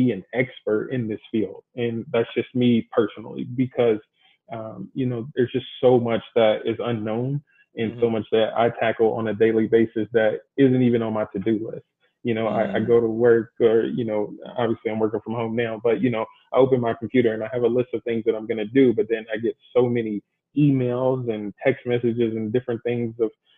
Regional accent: Louisville, Kentucky, United States; moved away as an adult; also born or lived in Bowling Green, Kentucky; now in Arizona, United States; I'm originally from Louisville, Kentucky

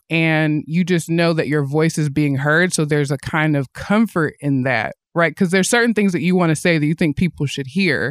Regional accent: Athens, Tennessee, United States; moved away as an adult; also born or lived in Nashville, Tennessee; now in Northwest Arkansas, United States; I grew up in the South

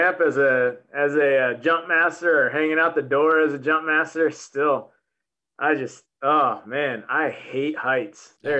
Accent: Lowell, Oregon, United States; also born or lived in Fall River Mills, California / Redding, California; where I grew up in Oregon though, it's, cause I was born in Redding. Yep. Well, actually a little town called Fall River Mills. Okay. We lived in Redding for a couple of years, but I claim, a little logging town in Oregon. It's called Lowell, Oregon.

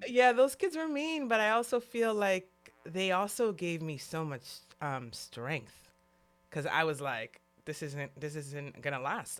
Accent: New York City, New York, United States; now in California, United States; growing up in New York City, when I moved to California

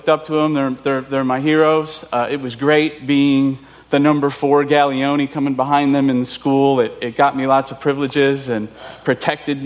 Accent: Chicago, Illinois, United States; moved away; I'm Italian. I was born and raised in Chicago

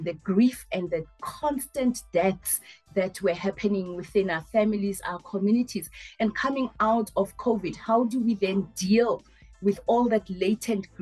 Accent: Soweto, Gauteng, South Africa; as a 6-7 year old growing up in Midlands

